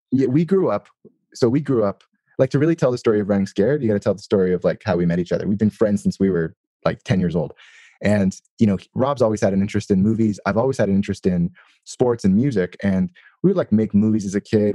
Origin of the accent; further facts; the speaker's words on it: Toronto, Ontario, Canada; I'm from Toronto.